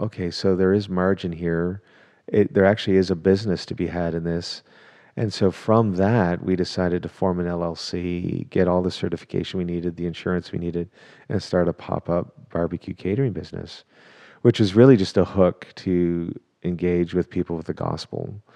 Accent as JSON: {"language": "English", "country": "Canada", "also_born_or_lived": "England", "moved": "yes", "lives_now": "Dallas, United States", "said": "am a Canadian, who got to Texas as fast as I could via England."}